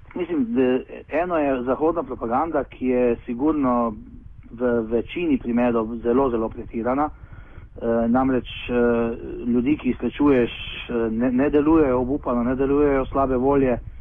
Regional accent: Slovenia; smo trije iz Slovenije

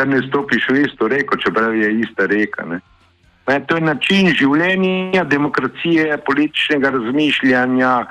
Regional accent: Piran, Slovenian Littoral, Slovenia; jaz sem iz Pirana

